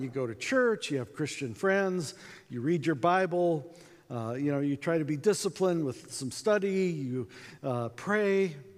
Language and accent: English; United States; accent: American; we're from America